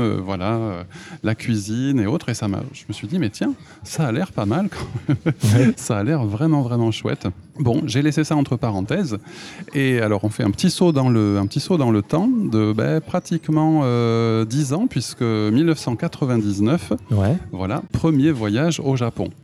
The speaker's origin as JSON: {"language": "French", "town": "Toulouse", "region": "Occitania", "country": "France", "moved": "as an adult", "lives_now": "Japan", "said": "je suis de Toulouse"}